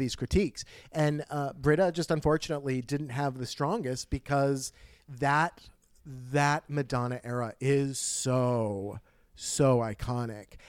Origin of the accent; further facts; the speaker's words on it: New Jersey, United States; we're from New Jersey